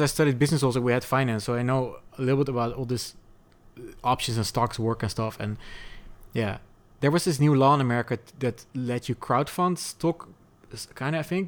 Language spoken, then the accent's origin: English; Netherlands; moved away; also born or lived in Portugal; I was a Dutch person in Portugal